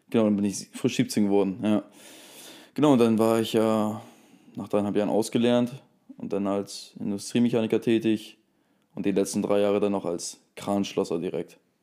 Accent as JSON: {"language": "German", "country": "Germany", "tie": "born or raised there", "lives_now": "Bremen, Germany", "said": "ich bin ja auch, um, wie gesagt, 40, 40 Minuten von hier aufgewachsen."}